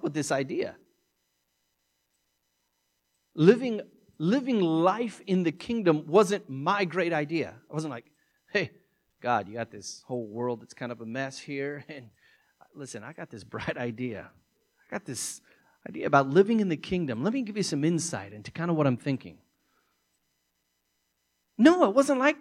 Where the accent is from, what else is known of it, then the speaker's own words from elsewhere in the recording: United States; as an American